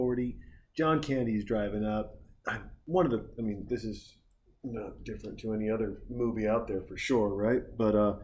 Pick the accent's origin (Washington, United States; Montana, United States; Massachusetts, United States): Montana, United States; I grew up in Montana